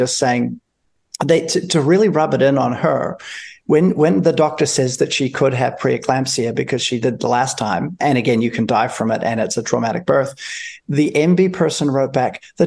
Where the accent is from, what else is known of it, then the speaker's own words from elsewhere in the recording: New Zealand; as a New Zealander